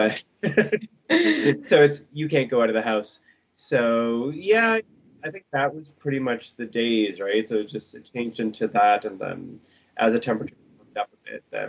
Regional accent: Toronto, Ontario, Canada; also born or lived in Brampton; now in Guelph, Canada; pretty much born and raised in Toronto and Brampton

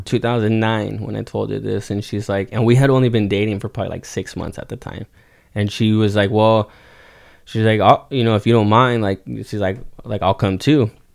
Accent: Oxnard, California, United States; also born or lived in Ventura, California; born and raised in Oxnard, Ventura County, um, lived here all my life

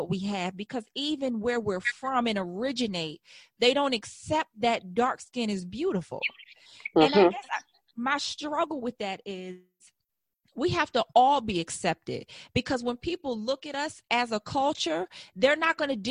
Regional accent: United States; I was from America

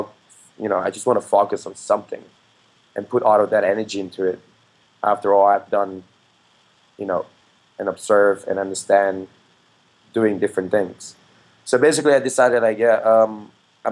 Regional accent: Phuket, Thailand; Especially where I come from. I come from Phuket.

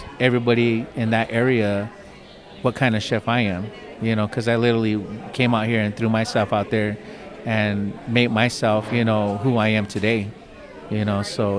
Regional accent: United States; And being Native American, I mean, it's big. You know, I mean, I don't know how many Native American chefs are out there doing what

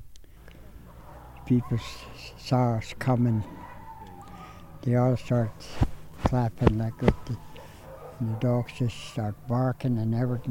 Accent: Koyukuk, Alaska, United States; I'm from Kayakuk. I was born in a fish camp.

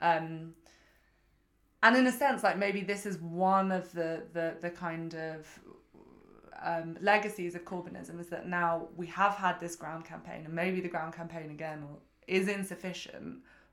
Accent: London, United Kingdom; I'm from Kensington

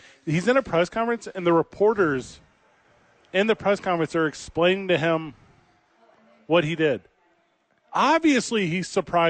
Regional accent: Charlotte, North Carolina, United States; Hey, you don't understand. I'm from Charlotte.

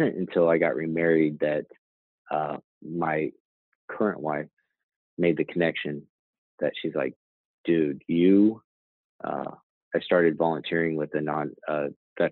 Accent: Branson, Missouri, United States; also born or lived in Alaska; I grew up in, I graduated high school in Branson, Missouri.

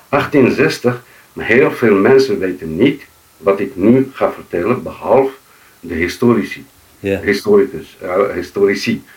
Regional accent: Morocco; moved away as an adult; also born or lived in Fes, Morocco; now in Netherlands; ik ben in Rief geboren, eh, precies in Kewa, 1960

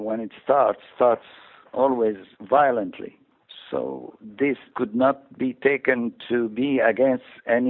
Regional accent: Alexandria Governorate, Egypt; I was born in Alexandria, which was a big mixture of many nationalities.

